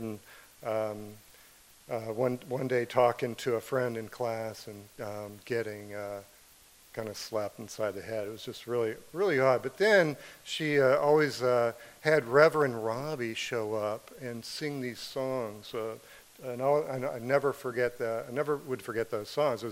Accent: Western Pennsylvania, United States; moved away as an adult; also born or lived in South Florida; now in Florida, United States; growing up in Western Pennsylvania

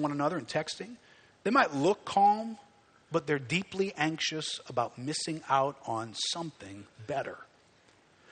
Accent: United States; we're Americans

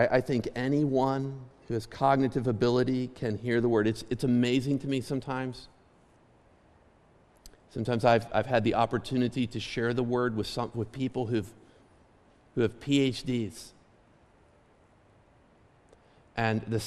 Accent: Clymer, Pennsylvania, United States; I grew up 3 miles outside of Clymer in the country

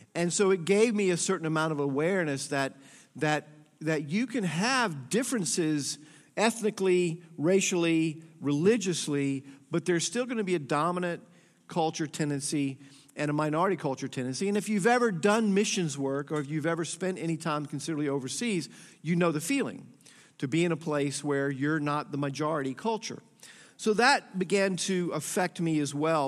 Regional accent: Atlanta, Georgia, United States; I was born and raised in Atlanta, Georgia in the sixties.

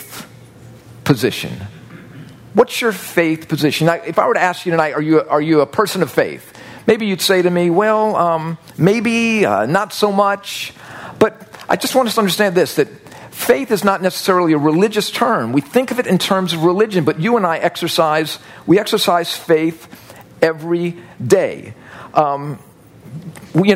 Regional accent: United States; I'm growing up in the United States of America

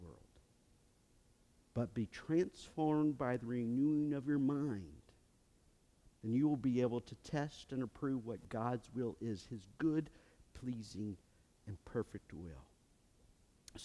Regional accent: United States; I come from Woodford County. That's how I pronounce it

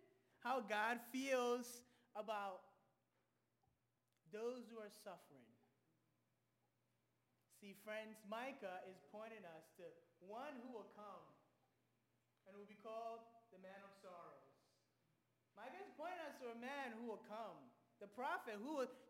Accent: Ghana; moved away; I'm originally from Ghana

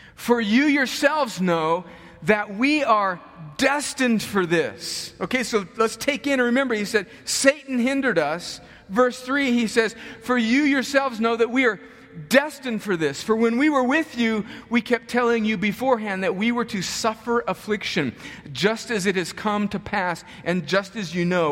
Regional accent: United States; we as American Christians

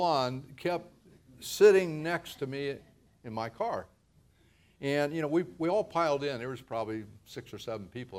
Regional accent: Ohio, United States; moved away as an adult; now in Modesto, United States; As a teenager, growing up in Ohio, nearly 3,000 miles away from here, I would have never dreamed of living in California

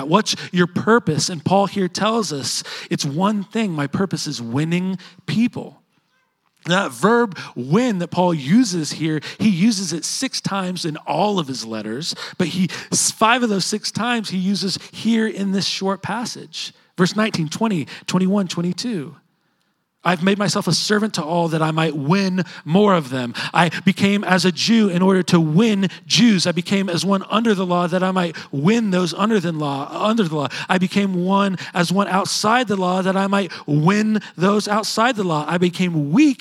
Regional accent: Edmond, Oklahoma, United States; I grew up living in Edmond

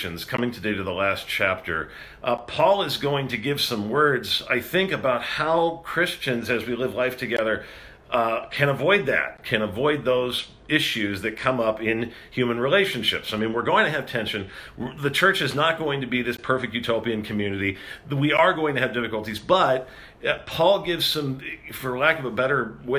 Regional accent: Rancho Cucamonga, California, United States; moved away; back in my hometown in Rancho Cucamonga

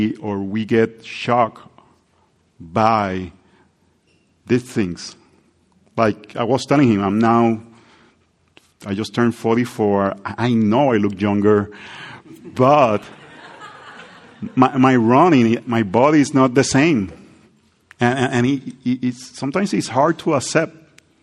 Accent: Puerto Rico; English is a second language; moved away; I grew up in Puerto Rico with the heat

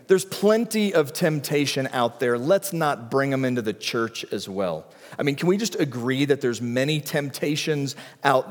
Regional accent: the South, United States; growing up in the South

